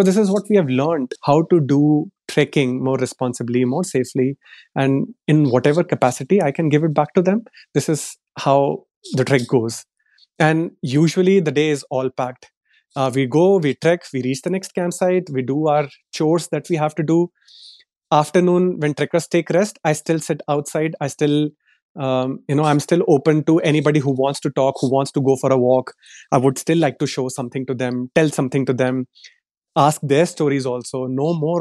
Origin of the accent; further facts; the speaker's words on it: Delhi, India; moved away as an adult; So I come from Delhi. I was born and brought up in Delhi.